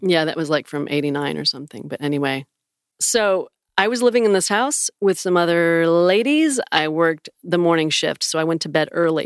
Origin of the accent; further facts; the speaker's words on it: on Lake Ontario, Western New York near Niagara Falls, United States; moved away; I grew up right on Lake Ontario